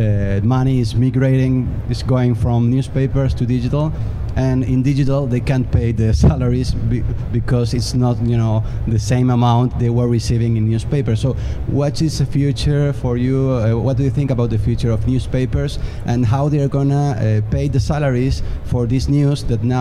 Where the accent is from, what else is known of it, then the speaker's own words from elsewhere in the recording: Paraguay; I come far along from Paraguay, South America.